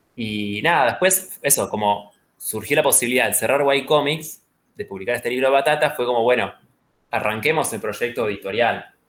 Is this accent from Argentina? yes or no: yes; Rosario, Santa Fe, Argentina; nací en Rosario